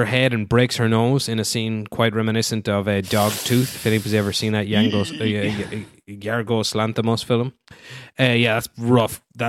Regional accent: Ireland; I guess because I'm Irish.

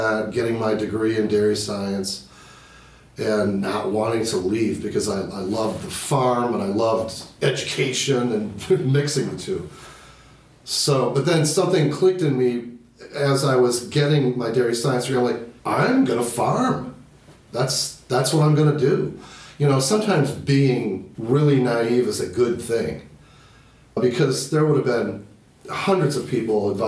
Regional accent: Libertyville, Illinois, United States; I am originally from Libertyville, Illinois, which is 40 miles northwest of Chicago

